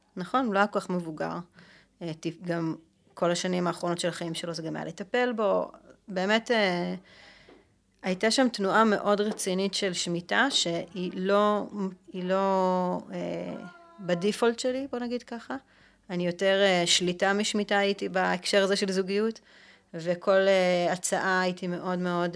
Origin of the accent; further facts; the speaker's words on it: Jerusalem, Jerusalem District, Israel; אני ירושלמית, אה, אנחנו גדלנו באותה שכונה בעצם